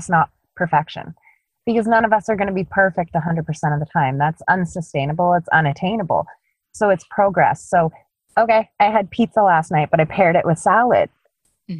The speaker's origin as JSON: {"language": "English", "country": "Canada", "said": "I'm Canadian."}